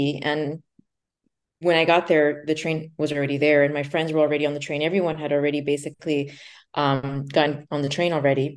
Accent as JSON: {"language": "English", "region": "New York", "country": "United States", "tie": "born or raised there", "also_born_or_lived": "Lugano, Switzerland", "moved": "as an adult", "said": "I'm from New York, born and raised"}